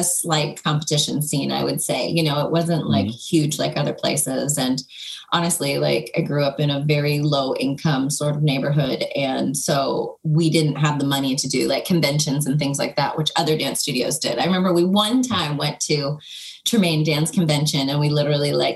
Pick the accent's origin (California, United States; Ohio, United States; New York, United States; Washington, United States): New York, United States; Buffalo; moved away as an adult; also born or lived in Los Angeles; I'm from Buffalo, New York, and I currently live back in Buffalo